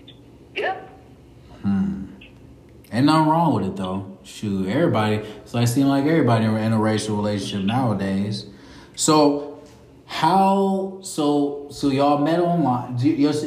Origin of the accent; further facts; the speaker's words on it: Ohio, United States; now in Springfield, United States; I'm from Ohio